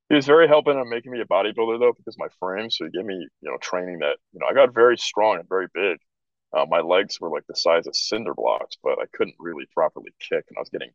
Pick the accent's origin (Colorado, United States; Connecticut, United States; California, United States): California, United States; San Francisco Bay Area; I was from the San Francisco Bay Area